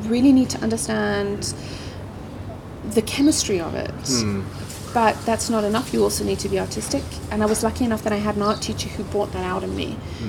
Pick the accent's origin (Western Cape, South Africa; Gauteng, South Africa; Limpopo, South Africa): Gauteng, South Africa; Alberton; also born or lived in Johannesburg; I grew up in the South. I grew up in Alberton.